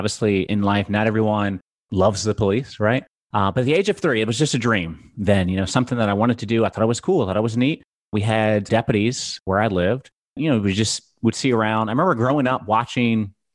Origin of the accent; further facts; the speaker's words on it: Gloucester County, Virginia, United States; I am originally from Gloucester County, Virginia. So from the East Coast.